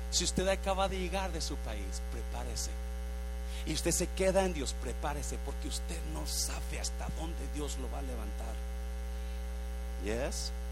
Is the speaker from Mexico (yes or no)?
yes; Mexico; moved away as an adult; now in United States; Cuando yo me vine de México para Estados Unidos, mi plan era llegar aquí un año y regresar a casarme con mi novia que tenía aquel tiempo.